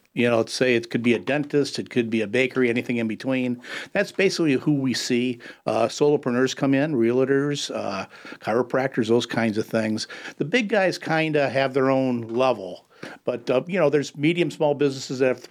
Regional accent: Detroit, Michigan, United States; moved away as an adult; also born or lived in Raleigh, North Carolina; growing up in Detroit, working for Ford Motor Company at age 18

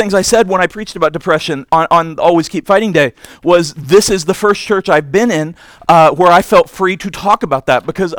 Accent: Indiana, United States; I'm from Indiana

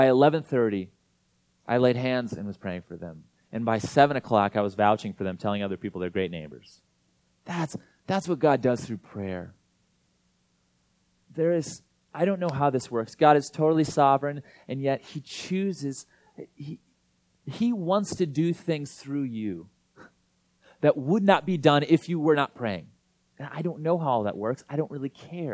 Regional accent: Iowa, United States; now in Minneapolis, United States; I'm from Iowa

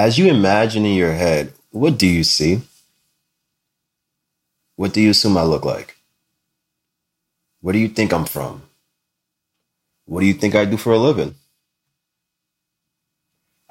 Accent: Linden, New Jersey, United States; also born or lived in East Orange, New Jersey; as a kid, my family moved us from the rather unique disadvantaged backgrounds of East Orange, New Jersey, to a more suburban lifestyle in Linden, New Jersey

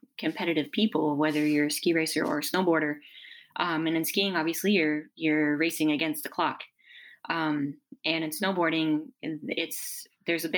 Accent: Newport, Rhode Island, Mount Snow, Vermont, United States; I was born in Newport, Rhode Island, and I grew up snowboarding in Mount Snow, Vermont

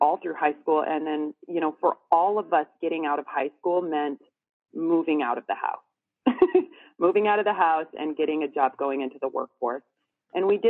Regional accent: the Northwest, Pacific Northwest, United States; I'm from the Northwest.

